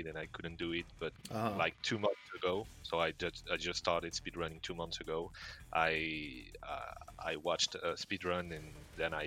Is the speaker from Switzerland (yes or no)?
no; near Montpellier, Occitania, France; I'm French. I'm from the south of France